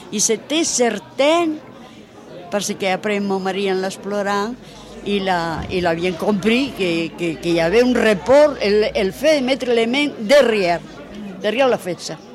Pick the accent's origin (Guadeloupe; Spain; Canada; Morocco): Spain; moved away as an adult; now in France; je suis venue d'Espagne directement ici. J'ai passé les Pyrénées à pied avec ma fille de 4 ans. Je suis venue directement ici.